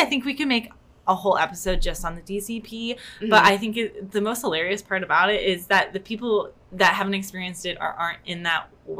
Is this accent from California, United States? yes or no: no; Ohio, United States; moved away as an adult; now in Orlando, United States; like me, we're coming in from Ohio